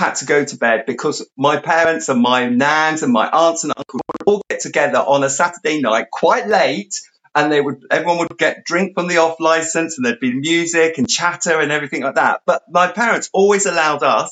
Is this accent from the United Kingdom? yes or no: yes; London, United Kingdom; moved away; also born or lived in South West England; we moved from the London area to out into the country, to the sort of the southwest of the country.